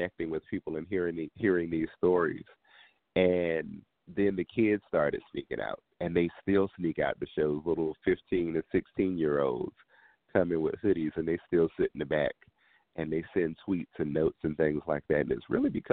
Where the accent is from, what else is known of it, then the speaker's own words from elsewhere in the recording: Washington, District of Columbia, United States; I am very proudly from Washington, D.C., you know, home of the go-go music